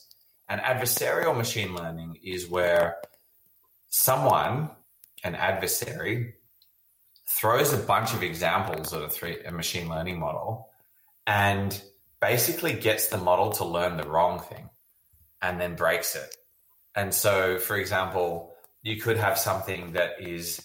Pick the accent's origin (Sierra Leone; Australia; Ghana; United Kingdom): Australia; now in San Francisco, United States; I grew up in Australia